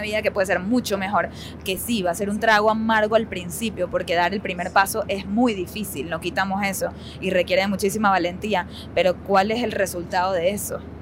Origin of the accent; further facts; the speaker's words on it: Venezuela; now in United States; Una vida muy cómoda en nuestra casa, en nuestro idioma, en nuestra familia, cuando todavía las cosas en Venezuela estaban bastante estables